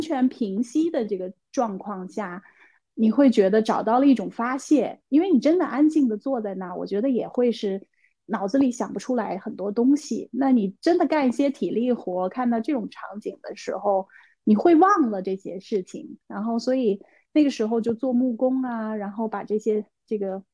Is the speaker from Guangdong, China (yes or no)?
no; Beijing, China; also born or lived in Jiangyou, Sichuan; 现在在北京，然后之前小时候是在四川长大，在江油长大，三年级才到的北京